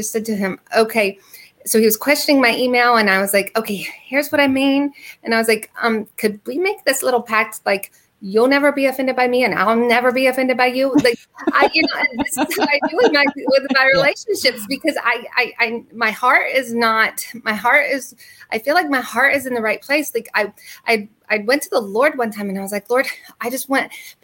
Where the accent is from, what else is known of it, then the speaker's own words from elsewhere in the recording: the North, United States; growing up in the North